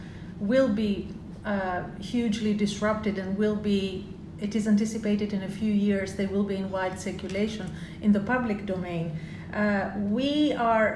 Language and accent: English; Greece; now in United Kingdom; I'm British, but I'm also originally Greek